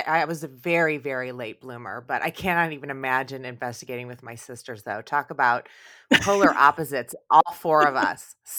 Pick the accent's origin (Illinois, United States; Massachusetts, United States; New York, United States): Illinois, United States; I grew up right outside Chicago.